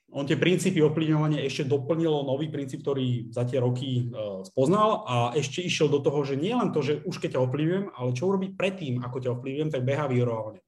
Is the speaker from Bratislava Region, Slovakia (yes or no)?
yes; Bratislava, Bratislava Region, Slovakia; Z Bratislavy.